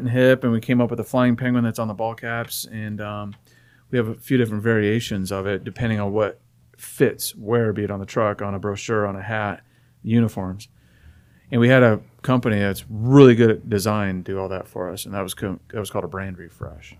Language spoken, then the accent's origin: English; Phoenix, Arizona, United States; I was born and raised in Phoenix